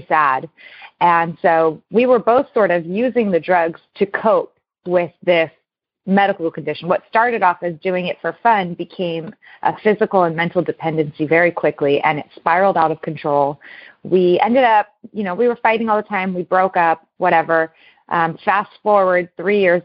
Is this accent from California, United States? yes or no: yes; Newport Beach, California, United States; I was born and raised in Newport Beach, California